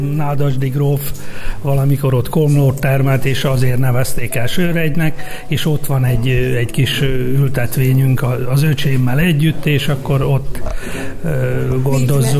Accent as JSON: {"language": "Hungarian", "town": "Jenő", "region": "Fejér", "country": "Hungary", "tie": "born or raised there", "moved": "yes", "lives_now": "Sárszentmihály, Hungary", "said": "Én egy harmadik faluból, de itt születtem Jenőbe, és harmadik faluból jöttem"}